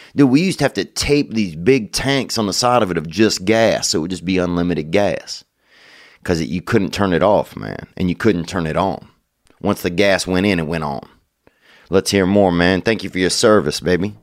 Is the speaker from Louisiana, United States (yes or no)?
yes; Louisiana, United States; we're both from Louisiana